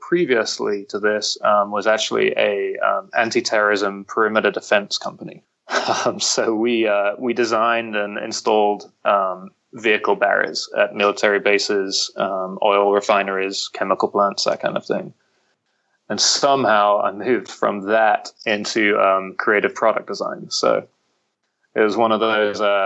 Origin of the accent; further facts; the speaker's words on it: London, United Kingdom; moved away as an adult; now in Nashville, United States; I'm originally from the UK. I'm from London.